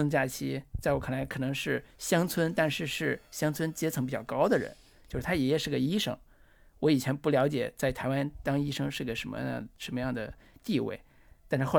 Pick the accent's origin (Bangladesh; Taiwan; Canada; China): China; northern China; 就是作为我作为一个